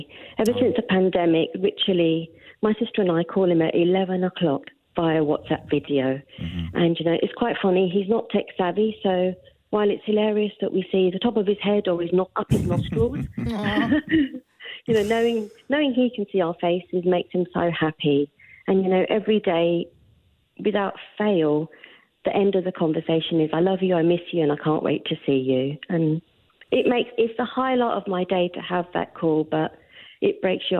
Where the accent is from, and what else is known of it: London, United Kingdom; moved away as an adult; now in Oakville, Canada